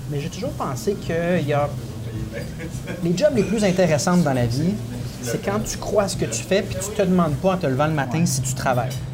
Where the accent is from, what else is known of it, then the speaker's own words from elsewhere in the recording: Trois-Rivières, Quebec, Canada; born there; Ben, moi, je suis né à Trois-Rivières, mais dans ma vie, je pense que j'ai eu 25 résidences différentes.